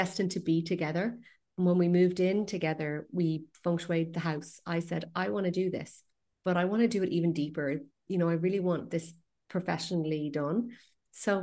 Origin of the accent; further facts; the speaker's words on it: west coast of Ireland, west of Ireland, Ireland; I'm from the west coast of Ireland